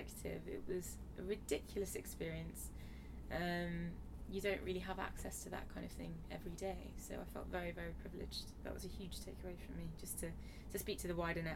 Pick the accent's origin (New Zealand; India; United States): India; now in London, United Kingdom; Being Indian myself